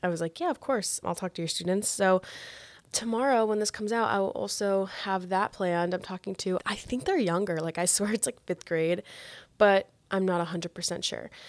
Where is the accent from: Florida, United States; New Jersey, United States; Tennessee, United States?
Florida, United States; a smaller city about an hour from Miami; I grew up where I live right now